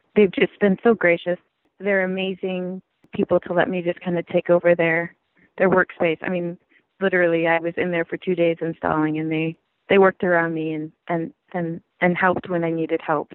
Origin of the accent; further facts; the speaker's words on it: Gold Beach, Oregon, United States; moved away; I grew up in Oregon.